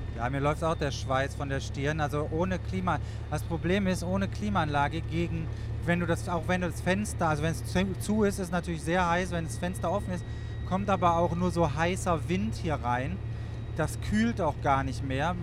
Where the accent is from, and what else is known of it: Wuppertal, North Rhine-Westphalia, Germany; born or raised there